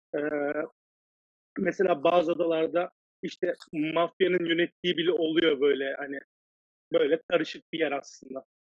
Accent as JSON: {"language": "Turkish", "area": "Cappadocia", "region": "Central Anatolia", "country": "Turkey", "tie": "born or raised there", "moved": "as an adult", "lives_now": "Taiwan", "said": "Kapadokya diyorlar. Bu arada benim de memleketim."}